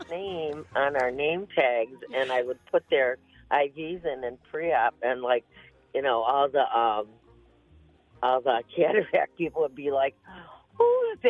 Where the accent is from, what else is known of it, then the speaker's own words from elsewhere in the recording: Ohio, United States; I'm from Ohio.